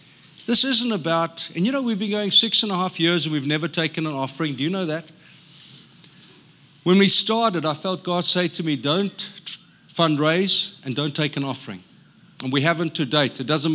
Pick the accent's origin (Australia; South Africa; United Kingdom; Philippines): South Africa; now in United States; I'm a South African. I don't fit in. Till I go back to South Africa and they say, oh, you sound so American.